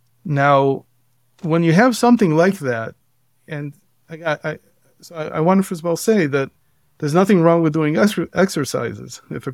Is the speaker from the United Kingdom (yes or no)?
no; Israel; also born or lived in Cleveland, United States / Baltimore, United States; I come from a Orthodox family for many generations. I grew up in Israel mostly, and then in the United States, in Cleveland and Baltimore. And when I came back in my early 20s to Israel